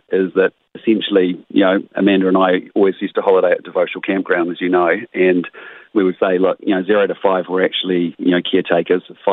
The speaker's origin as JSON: {"language": "English", "town": "Christchurch", "region": "Canterbury", "country": "New Zealand", "tie": "born or raised there", "moved": "yes", "said": "It's my hometown. I have family here."}